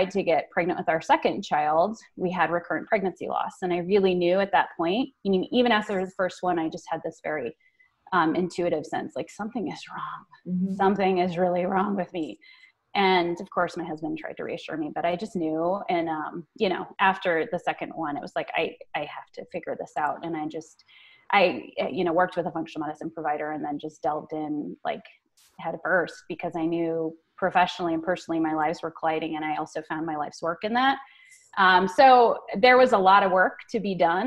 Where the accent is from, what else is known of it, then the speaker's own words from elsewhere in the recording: Colorado, United States; I was born and raised in Colorado